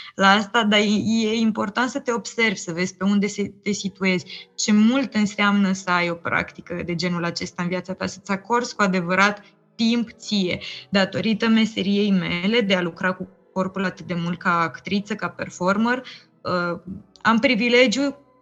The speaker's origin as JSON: {"language": "Romanian", "country": "Romania", "said": "noi ca români cel puțin, pentru că am trăit experiența comunismului"}